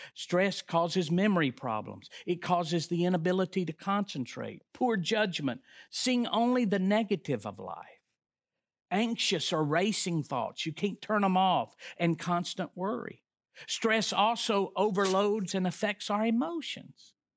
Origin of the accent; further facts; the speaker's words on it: the South, United States; We're from the South